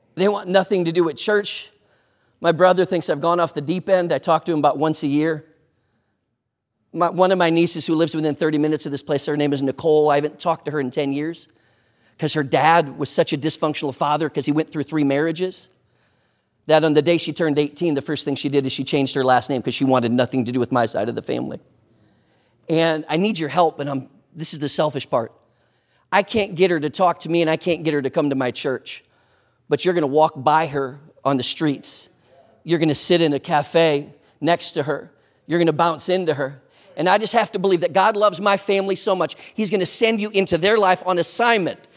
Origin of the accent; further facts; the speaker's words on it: Sleepy Eye, Minnesota, United States; moved away; also born or lived in New Ulm, Minnesota; I was born in New Ulm, raised in Sleepy Eye